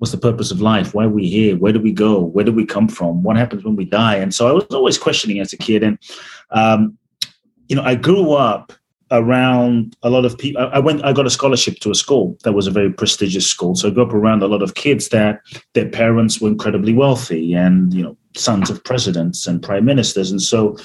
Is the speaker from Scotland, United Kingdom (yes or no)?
no; London, United Kingdom; moved away as an adult; also born or lived in Ghana / Mexico; now in United States; I grew up in London, a very poor neighborhood in South London called Peckham.